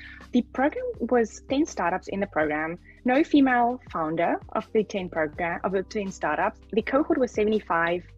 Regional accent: Namibia; I come from Namibia

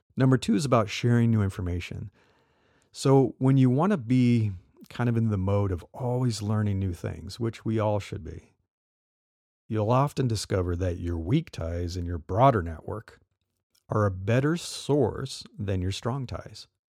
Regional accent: Midwest, United States; now in California, United States; I live in California and been here a long time, but I grew up in the Midwest

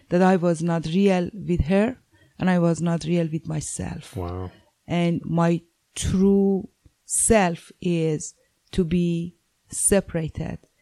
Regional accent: Iran; moved away; I'm originally from Iran

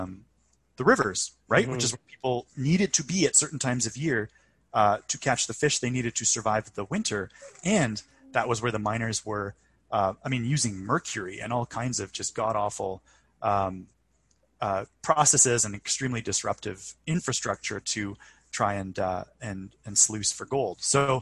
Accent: Vancouver, British Columbia, Canada; growing up in Vancouver, our house, the house that I grew up in East Van, was probably one of the older standing structures in the city.

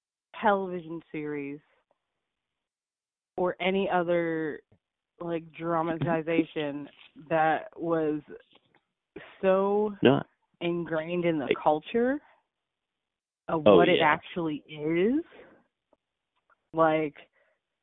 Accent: Pittsburgh, Pennsylvania, United States; I grew up in Pittsburgh, Pennsylvania

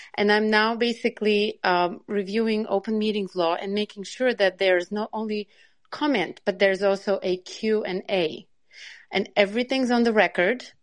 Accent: Long Island, New York, United States; I'm from New York, from Long Island

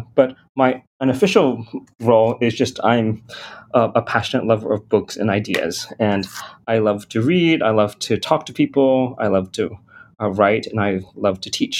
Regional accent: Garland, Texas, United States; also born or lived in London / Hong Kong; I'm Asian American, which means that I was actually born in London, but I grew up in Hong Kong till I was age of nine. And from nine, my family immigrated to the U.S. and eventually we settled in a suburb of Dallas, Texas, Garland.

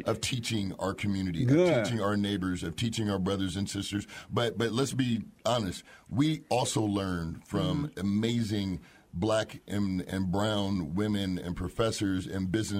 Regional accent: Altadena, California, United States; I grew up in Altadena, California.

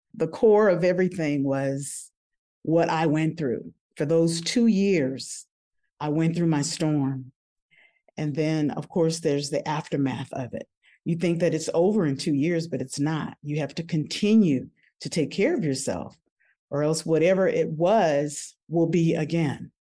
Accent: New Orleans, Louisiana, United States; I'm originally from New Orleans, Louisiana

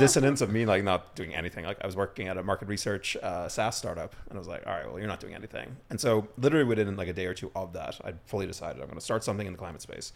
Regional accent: Ireland; moved away as an adult; also born or lived in London / Mexico; now in New York, United States; I, I grew up in Ireland. Uh, grew up on a farm, sheep farm

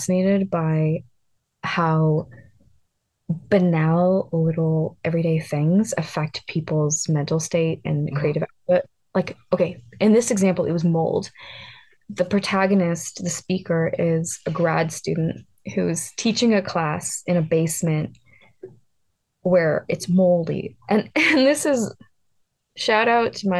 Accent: East Coast, United States; I grew up on the East Coast

